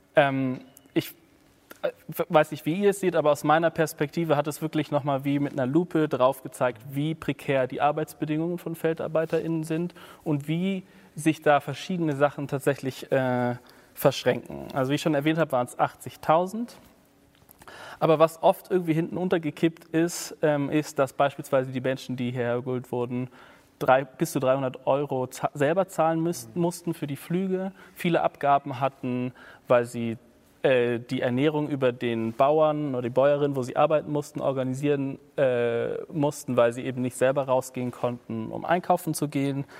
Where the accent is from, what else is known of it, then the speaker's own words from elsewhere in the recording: Berlin, Germany; also born or lived in Leipzig; ich bin in Berlin groß geworden, in Westberlin